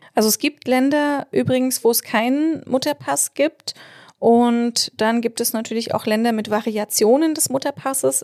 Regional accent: Germany; bei uns in Deutschland

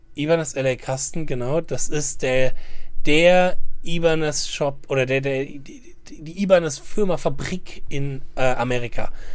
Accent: Germany; Wir Deutschen

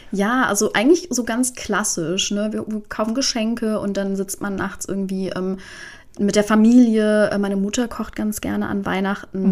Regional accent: Iran

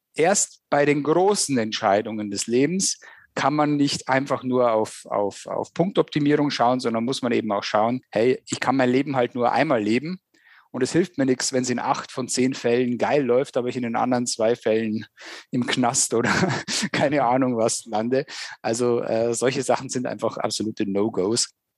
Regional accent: Germany; wir gerade als Deutsche

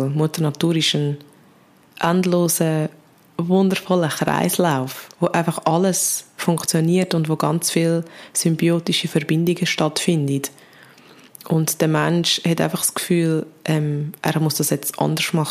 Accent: Switzerland; wie gross im Vergleich ist der Emissionsausstoß von uns als Schweizer Bevölkerung

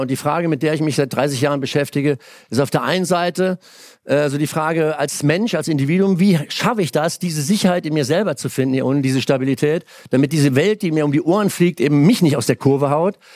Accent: Germany; moved away; Damals so als acht, neunjähriger mit Pfeil und Bogen dahin gezogen, durch die Weinberge. Und also das Dorf, das andere Dorf war zwei Kilometer Mosel aufwärts.

